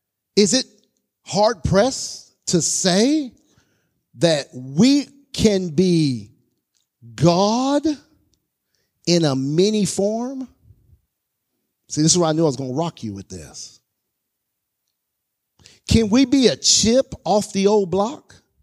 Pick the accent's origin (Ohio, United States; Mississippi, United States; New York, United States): Mississippi, United States; born there; also born or lived in California / Alaska / Texas; now in North Carolina, United States; I was born in Mississippi, moved to California, moved to Alaska, moved to California, moved to Texas. Now I'm in North Carolina.